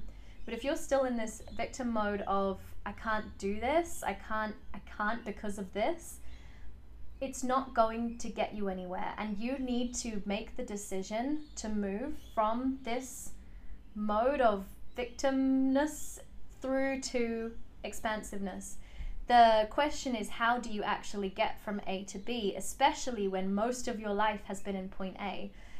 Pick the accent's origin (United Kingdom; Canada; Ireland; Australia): United Kingdom; England; But essentially, what happened is I was born in England. My parents are from South Africa. And when they decided to move to England, they very carefully chose the suburb that they would live